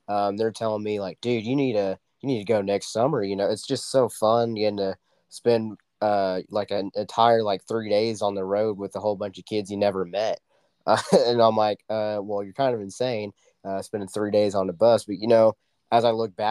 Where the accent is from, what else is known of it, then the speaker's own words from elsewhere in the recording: Dewey, Oklahoma, United States; my hometown of Dewey, Oklahoma